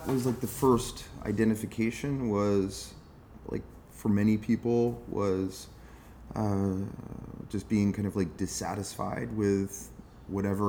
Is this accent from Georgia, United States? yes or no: no; Eastern Shore of Maryland, United States; moved away as an adult; also born or lived in Delaware / Los Angeles / Berlin; now in Brooklyn, United States; I grew up in the Eastern Shore of Maryland.